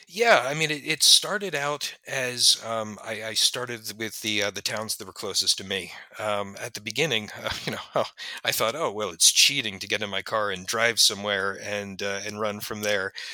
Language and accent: English; Haddon Heights, New Jersey, United States; my hometown of Haddon Heights